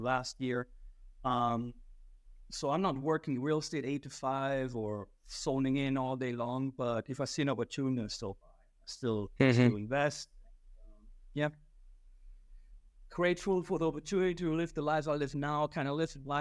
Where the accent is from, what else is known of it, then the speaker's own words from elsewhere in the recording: small town close to Frankfurt, Hesse, Germany; English is a second language; moved away as an adult; now in United States; I grew up in Germany, Western Europe